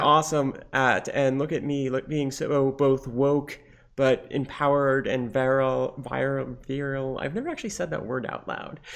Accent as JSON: {"language": "English", "country": "Lebanon", "moved": "yes", "lives_now": "United States", "said": "I am bi, trans, and Lebanese"}